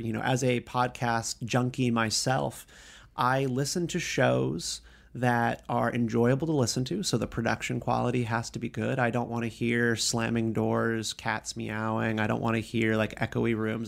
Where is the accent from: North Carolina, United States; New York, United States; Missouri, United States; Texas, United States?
North Carolina, United States; Raleigh; moved away as an adult; now in Washington, D.C., United States; I'm a North Carolina boy